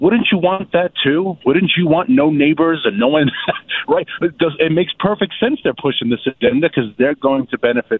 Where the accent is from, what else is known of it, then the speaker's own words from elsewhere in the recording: New York City, New York, United States; now in Virginia, United States; growing up in Queens